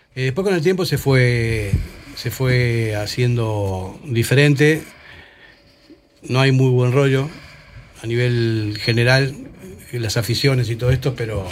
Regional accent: Argentina; now in Spain; yo como argentino

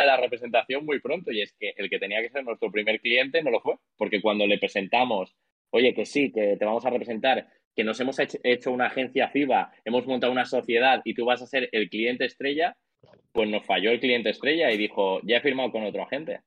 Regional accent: Mallorca, Balearic Islands, Spain; yo soy de Mallorca, que al final es una isla pequeñita

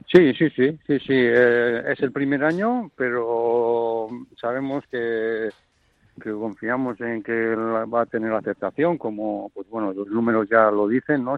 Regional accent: Basque Country, Spain; nos juntamos en los chocos como buenos vascos

